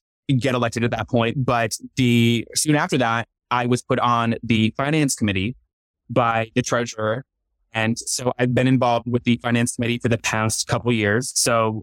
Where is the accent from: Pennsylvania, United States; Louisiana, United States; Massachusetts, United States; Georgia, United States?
Pennsylvania, United States; Northeast; moved away as an adult; also born or lived in Southern California; now in Chattanooga, United States; Growing up in Eastern Pennsylvania